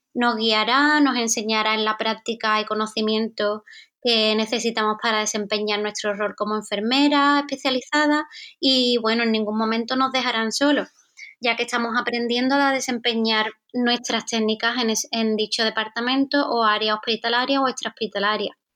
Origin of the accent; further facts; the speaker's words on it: Andalusia, Spain; yo soy española, eh, soy de Andalucía